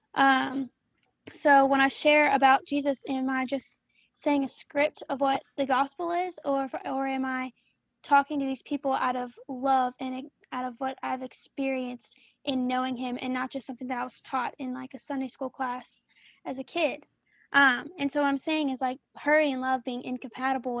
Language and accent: English; Louisiana, United States; I am a junior now at Baylor and I am from Louisiana